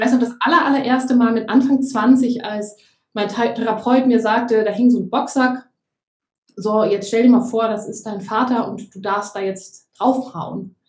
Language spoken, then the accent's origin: German; Germany; moved away; also born or lived in Gran Canaria, Spain